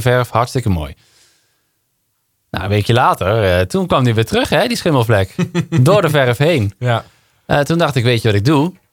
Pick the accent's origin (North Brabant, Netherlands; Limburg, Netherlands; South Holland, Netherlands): Limburg, Netherlands; Ik ben definitief weg uit Limburg. Ik kom er nog wel eens hè, met, met kerst en oud en nieuw. Dan ga ik gewoon even langs mijn moeder.